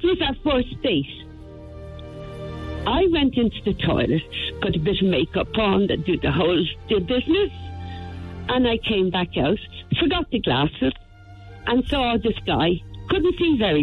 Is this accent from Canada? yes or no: no; Cork, Munster, Ireland; I was born in Cork